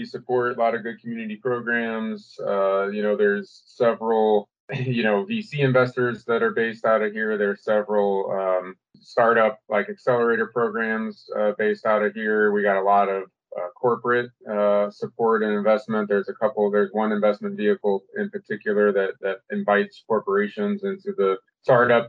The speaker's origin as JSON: {"language": "English", "region": "Illinois side of the river", "country": "United States", "tie": "born or raised there", "also_born_or_lived": "St. Louis, Missouri", "said": "I grew up here, right? And in St. Louis, we like to say I grew up on the Illinois side of the river, just across with the stone's throw away"}